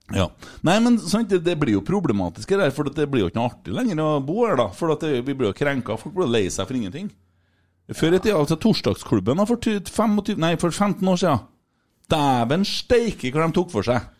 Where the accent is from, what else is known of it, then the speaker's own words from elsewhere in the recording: Bjugn, Trøndelag, Norway; Jeg er fra Bjugn